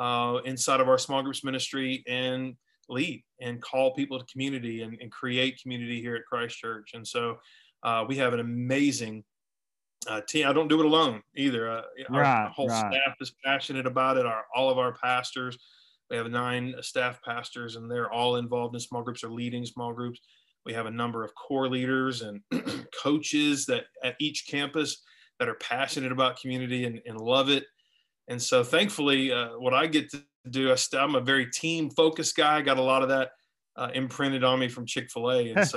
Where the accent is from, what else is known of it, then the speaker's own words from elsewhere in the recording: Orlando, Florida, United States; also born or lived in Tampa; we started off in Florida. So I was born in Tampa, raised in Orlando, and we moved everywhere.